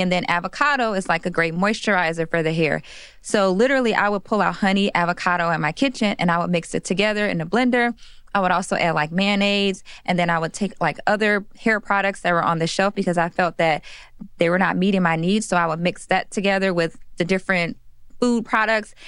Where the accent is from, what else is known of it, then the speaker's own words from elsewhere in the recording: Chicago, Illinois, United States; I'm from Chicago, Illinois